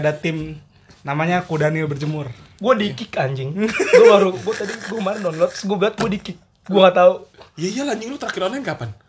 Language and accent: Indonesian; Sumatra, Indonesia; Gue Batak dari Sumatera.